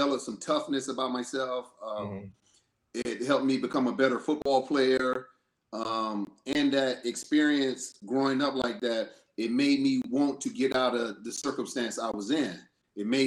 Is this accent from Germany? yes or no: no; Greenville, South Carolina, United States; I'm from Greenville, South Carolina